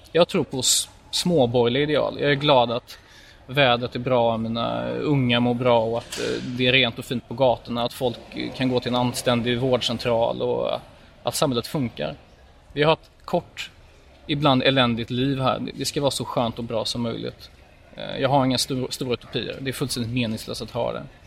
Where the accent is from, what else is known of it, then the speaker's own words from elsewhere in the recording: Gothenburg, Västra Götaland, Sweden; jag är född i Göteborg